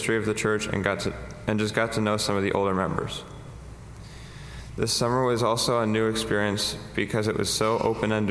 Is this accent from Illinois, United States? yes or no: yes; St. Charles, Illinois, United States; also born or lived in Glen Ellyn, Illinois; I've been a member of this church since my family moved from Glen Ellyn to St. Charles in 2008